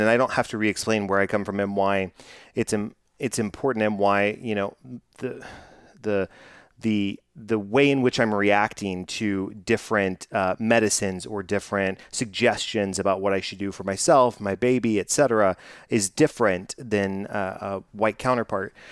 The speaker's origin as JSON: {"language": "English", "region": "Texas", "country": "United States", "tie": "born or raised there", "said": "growing up in Texas"}